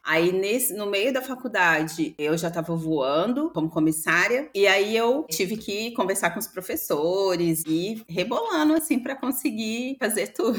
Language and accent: Portuguese; Belo Horizonte, Minas Gerais, Brazil; eu cresci num bairro periférico de Belo Horizonte, que é o bairro Serra Verde, Passei toda a minha infância e adolescência lá nesse bairro, em BH.